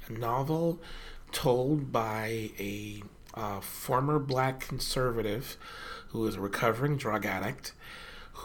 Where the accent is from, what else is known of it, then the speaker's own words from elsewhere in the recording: Tacoma, Washington, United States; growing up in Tacoma